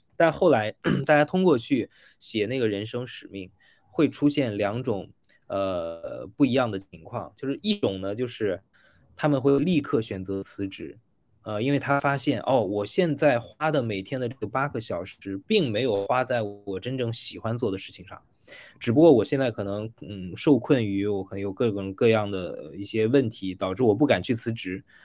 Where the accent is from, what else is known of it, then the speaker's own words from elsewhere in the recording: China; 我们大陆这边